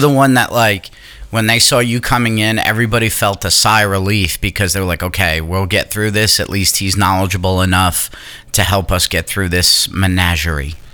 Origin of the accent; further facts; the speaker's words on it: New York, United States; moved away; I'm from New York